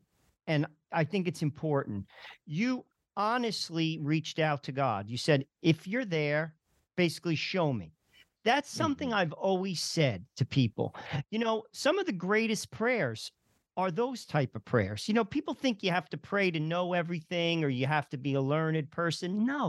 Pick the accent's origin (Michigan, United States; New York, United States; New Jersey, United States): New Jersey, United States; I'm from New Jersey